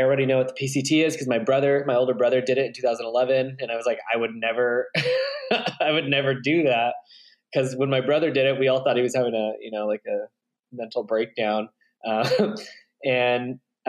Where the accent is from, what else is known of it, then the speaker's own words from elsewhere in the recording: Redding, California, United States; now in Bend, United States; I'm originally from Northern California, a really crappy town called Redding